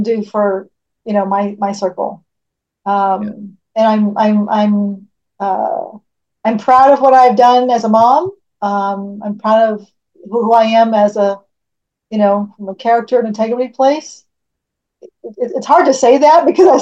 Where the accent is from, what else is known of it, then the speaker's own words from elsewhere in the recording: California, United States; I'm born and raised in California.